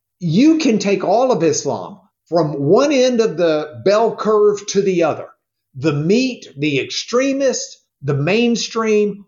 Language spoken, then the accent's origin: English; Rochester, New York, United States; I grew up in Rochester, New York